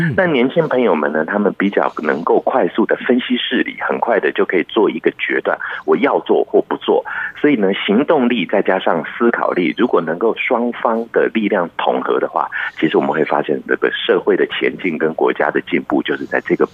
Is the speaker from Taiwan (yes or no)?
yes; Taiwan; 我是在一九七零年代出生的台湾人